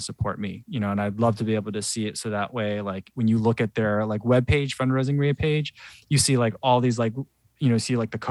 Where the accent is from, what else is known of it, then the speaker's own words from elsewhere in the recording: New Jersey, United States; moved away as an adult; now in Chicago, United States; I grew up in New Jersey, but you know, I've lived in Chicago a long time now